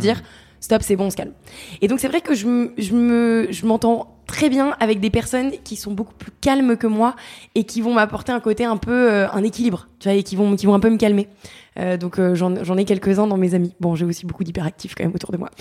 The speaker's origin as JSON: {"language": "French", "town": "Paris", "region": "Île-de-France", "country": "France", "also_born_or_lived": "Montreal, Canada", "moved": "as an adult", "said": "j'avais quitté Paris à 18 ans"}